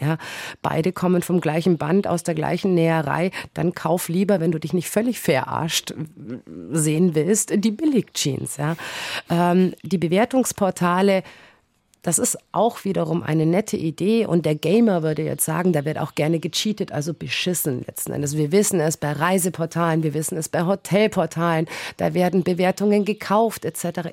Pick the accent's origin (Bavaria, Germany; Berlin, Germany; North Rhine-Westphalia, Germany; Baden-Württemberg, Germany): Bavaria, Germany; bei uns in Bayern